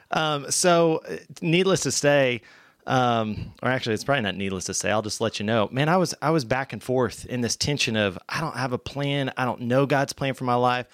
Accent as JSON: {"language": "English", "town": "Bentonville", "region": "Arkansas", "country": "United States", "tie": "born or raised there", "said": "I'm born and raised Northwest Arkansas. So, Bentonville"}